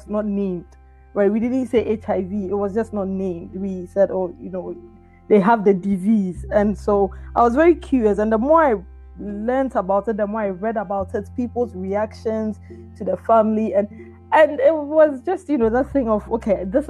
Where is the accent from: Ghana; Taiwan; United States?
Ghana; moved away; growing up in Ghana